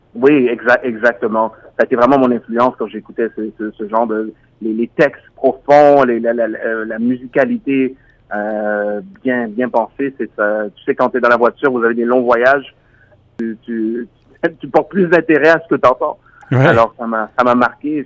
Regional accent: Montreal, Quebec, Canada; moi je suis d'origine haïtienne, je suis né à Montréal

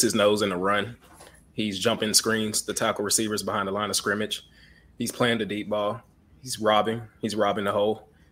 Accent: Houston, Texas, United States; I'm from Houston, Texas

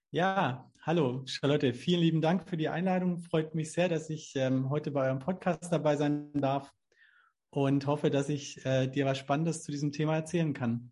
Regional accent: Southern Germany, Germany; hier so in, in, in Süddeutschland, wo ich herkomme

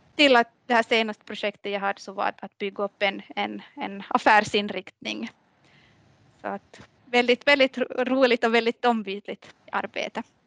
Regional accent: Maxmo, Ostrobothnia, Finland; now in Kvevlax, Finland; jag är uppvuxen i, i, i Maxmo, Maxmo skärgård

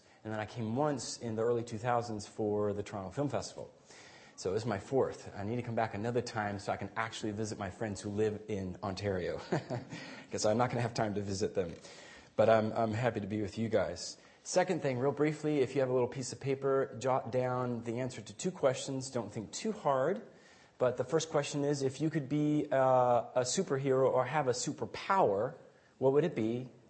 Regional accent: Guatemala; I grew up in Guatemala a good chunk of my life as a missionary kid, and that was a wonderful formative experience.

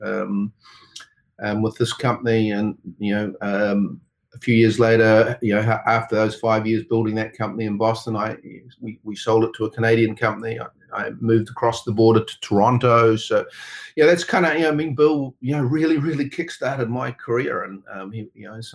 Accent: New Zealand; accent: New Zealander; also born or lived in Auckland; I was born and raised here in New Zealand. Did a lot of my early growing up in the countryside on a dairy farm

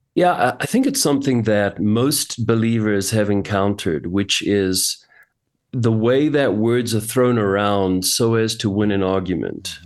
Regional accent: Johannesburg, Gauteng, South Africa; I was born and raised in Johannesburg, South Africa, and, uh, I've lived here most of my life

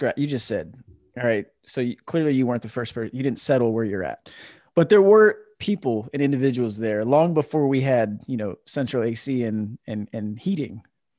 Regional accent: East Coast, United States; now in California, United States; growing up on the East Coast, especially in the South, you don't think or learn.

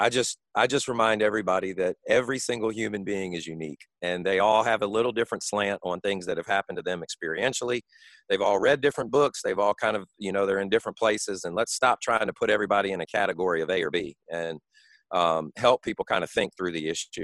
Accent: Washington, District of Columbia, United States; now in Birmingham, United States; I grew up in Washington, D.C., Chocolate City. I was one of the few white kids in my neighborhood

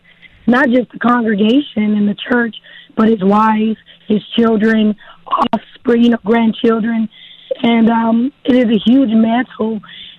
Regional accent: Texarkana, United States; So, yes, I'm from Texarkana. I started in the productions in Texarkana, which has been a blessing, just the greatest amount of support.

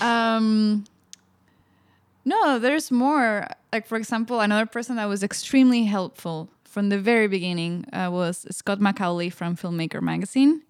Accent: Spain; moved away; growing up in Spain

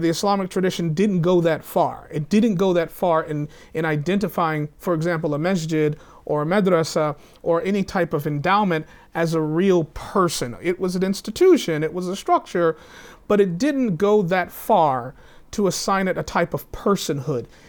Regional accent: the South, United States; I come from the South

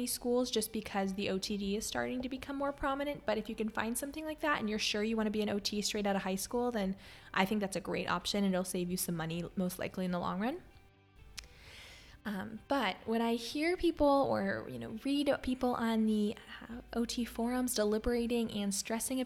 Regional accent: Pennsylvania, United States; moved away; also born or lived in Maryland; I grew up in Pennsylvania

